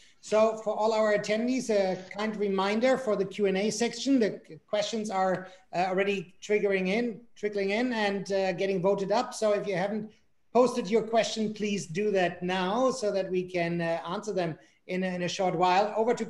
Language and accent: English; Germany; moved away; I'm originally from Germany